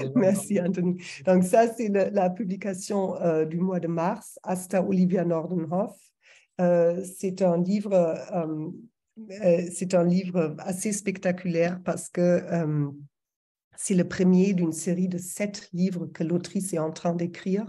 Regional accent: Berlin, Germany; French is a second language; moved away as an adult; now in France; je suis allemande, je pense que ça s'entend toujours, ça va toujours s'entendre. ça fait 20 ans que je vis en France, mais je viens de Berlin.

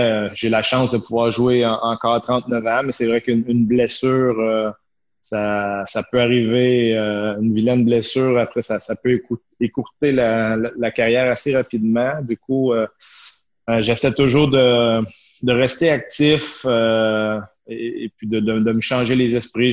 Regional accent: Chambly, Quebec, Canada; moved away as an adult; also born or lived in Shawinigan / United States / Italy / Sweden; now in Switzerland; moi, j'étais j'étais en Montérégie, à Chambly. Je suis né à Chambly. J'ai fait mon hockey mineur euh, euh, sur la rive sud.

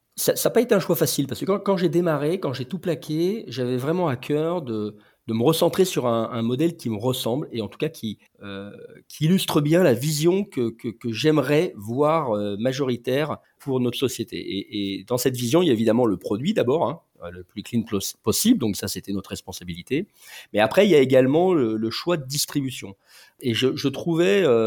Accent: Lyon, Auvergne-Rhône-Alpes, France; je suis lyonnais d'origine

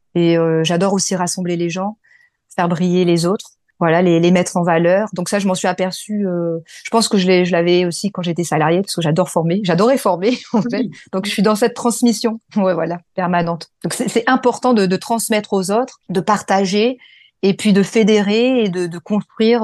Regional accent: France; also born or lived in Morocco; je suis franco-marocaine, mais je suis née en France et mes parents sont marocains

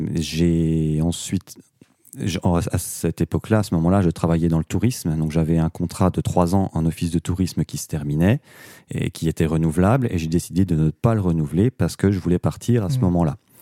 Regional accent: Doubs, Bourgogne-Franche-Comté, France; chez nous dans le Doubs

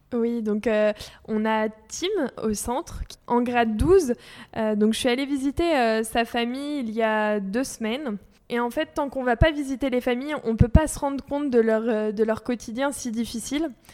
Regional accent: France

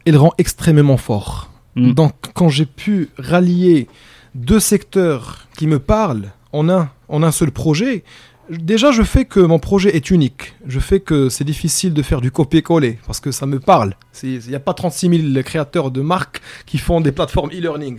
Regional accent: Morocco; also born or lived in Egypt; je suis marocain

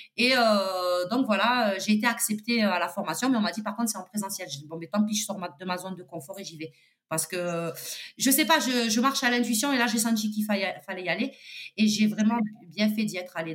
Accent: Toulouse, Occitania, France; je suis toulousaine

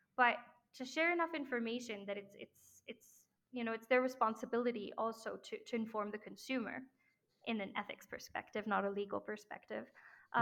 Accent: France; now in Mexico; because I grew up in France

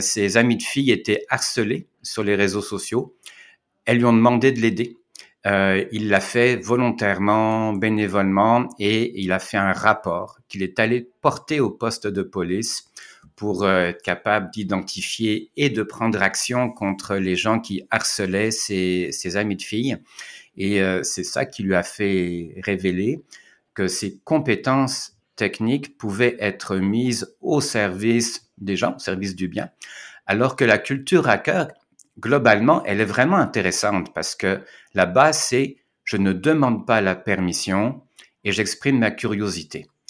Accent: Caen, Normandy, France; moved away as an adult; also born or lived in Quebec, Canada; now in Montreal, Canada; je suis citoyen français, je suis né à Caen, en Normandie, mais ça fait 22 ans que je suis au Québec

